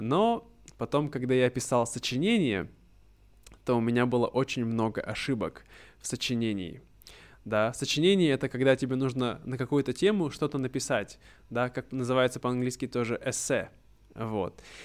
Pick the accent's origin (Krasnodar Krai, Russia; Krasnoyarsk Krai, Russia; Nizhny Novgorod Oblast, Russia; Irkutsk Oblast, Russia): Irkutsk Oblast, Russia; Irkutsk; moved away; в моем случае я был из Иркутска, из Сибири, и на этом предмете, на уроках этого предмета нас учили истории Иркутской области